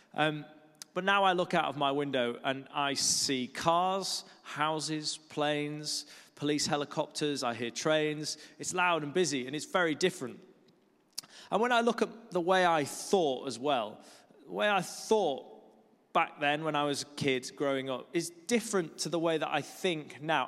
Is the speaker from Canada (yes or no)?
no; Lake District, North West England, United Kingdom; moved away as an adult; also born or lived in Kuala Lumpur, Malaysia; now in London, United Kingdom; I grew up in the Lake District, which is a beautiful part of the world